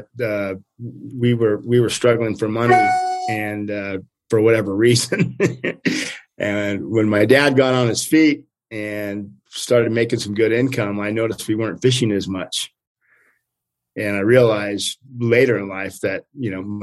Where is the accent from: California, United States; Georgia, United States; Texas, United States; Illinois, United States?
California, United States; Stonyford; also born or lived in East Coast, United States; We moved from the East Coast to Northern California when I was like 4 years old, so little guy. And we moved to a small town called Stony Ford in Northern California